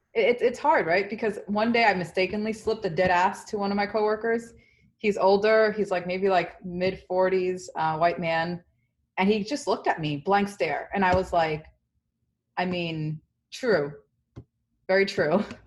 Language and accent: English; New York City, New York, United States; also born or lived in Dominican Republic; I grew up in the South Bronx